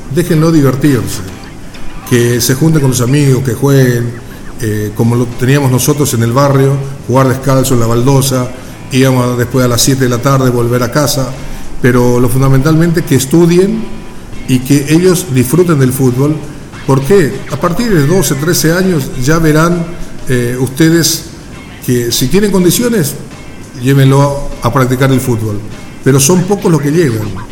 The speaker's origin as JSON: {"language": "Spanish", "country": "Paraguay", "also_born_or_lived": "Buenos Aires", "said": "no en mi país"}